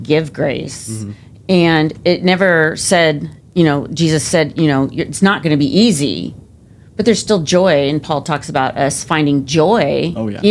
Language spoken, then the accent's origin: English; Southern California, United States; moved away as an adult; where I grew up in Southern California